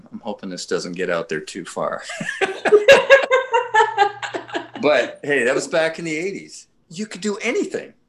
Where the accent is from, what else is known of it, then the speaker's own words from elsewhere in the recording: Vancouver, British Columbia, Canada; I'm this Canadian from Vancouver, British Columbia